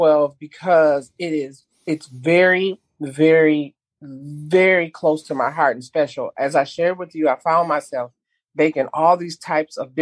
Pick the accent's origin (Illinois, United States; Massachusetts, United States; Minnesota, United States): Minnesota, United States; Minneapolis; growing up in North Minneapolis